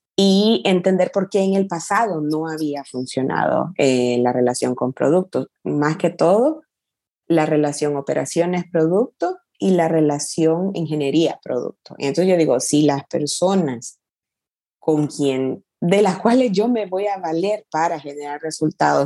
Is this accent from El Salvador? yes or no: yes; El Salvador; also born or lived in San Francisco, United States / Mountain View, United States / London, United Kingdom; now in Barcelona, Spain; soy, soy salvadoreña de nacimiento, El Salvador es todavía mi casa